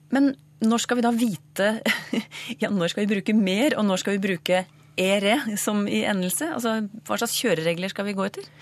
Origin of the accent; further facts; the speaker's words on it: Eastern Norway, Norway; accent: East Norwegian; Jeg snakker jo østlending